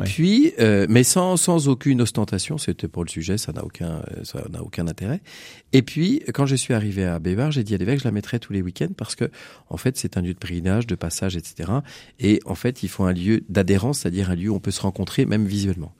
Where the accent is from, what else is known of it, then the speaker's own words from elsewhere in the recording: France; Je suis originaire de Bécon